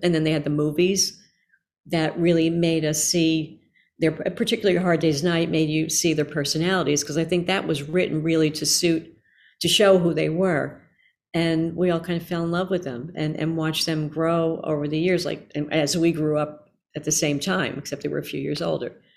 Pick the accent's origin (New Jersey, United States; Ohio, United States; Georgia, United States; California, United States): New Jersey, United States; Newark; I grew up in New Jersey, in, uh, Newark, New Jersey mostly.